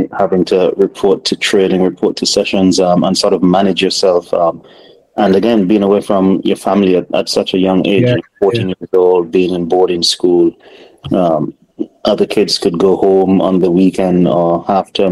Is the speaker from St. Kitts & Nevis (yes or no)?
yes; Nevis, St. Kitts & Nevis; I grew up in Nevis